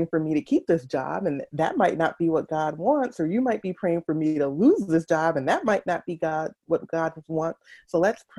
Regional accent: Atlanta, Georgia, United States; moved away as an adult; also born or lived in Washington, D.C.; now in Twin Cities, United States; Born and raised in Atlanta, Georgia

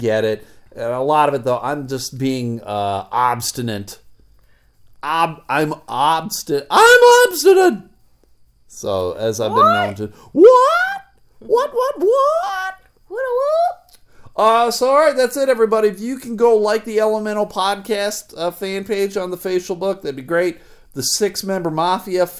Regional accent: the South, United States; I am from the South. I have Southern roots.

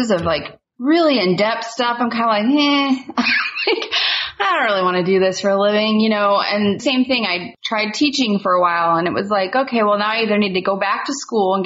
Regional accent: Central Valley of California near Fresno, United States; moved away as an adult; also born or lived in Portland, Oregon; I grew up in the Central Valley of California near Fresno

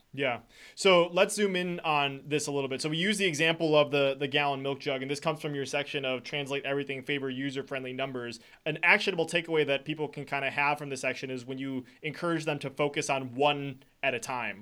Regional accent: Wisconsin, United States; I'm from Wisconsin

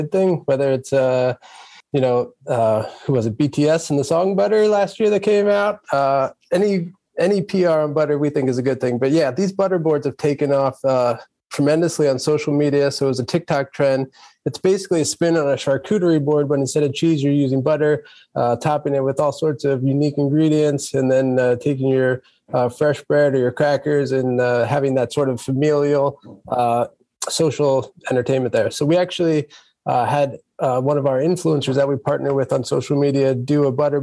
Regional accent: Philadelphia, Pennsylvania, United States; moved away; I'm originally from Philadelphia myself

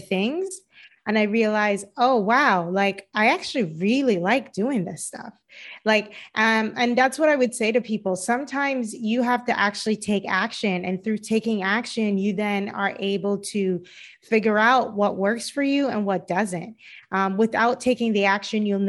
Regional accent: Cayman Islands; moved away as an adult; also born or lived in Boston, United States; now in Los Angeles, United States; I'm originally from the Cayman Islands, and I live in Los Angeles

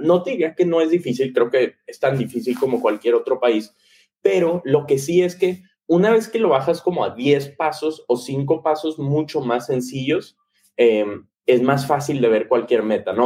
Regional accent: Monterrey, Nuevo León, Mexico; crecí en Monterrey

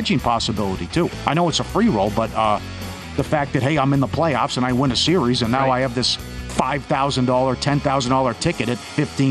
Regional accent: Minnesota, United States; moved away; I'm from Minnesota

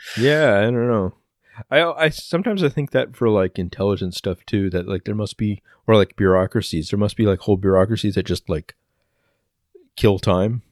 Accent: Canada; I'm Canadian

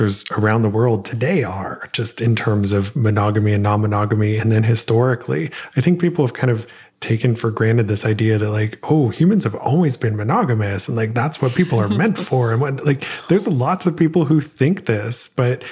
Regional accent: Ohio, United States; Small town, Ohio

